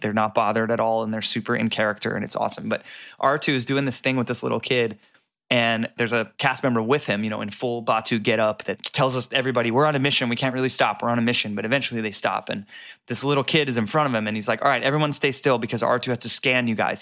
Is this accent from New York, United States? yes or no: no; Florida, United States; I grew up in Florida